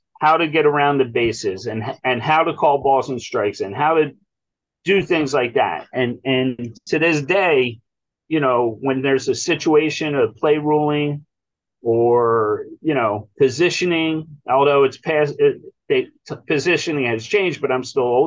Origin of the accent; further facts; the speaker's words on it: Ewing, New Jersey, United States; We grew up in Ewing Township and went to the baseball field